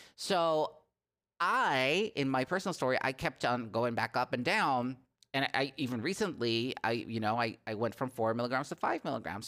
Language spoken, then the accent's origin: English; Netherlands; English is a second language; my country, the Netherlands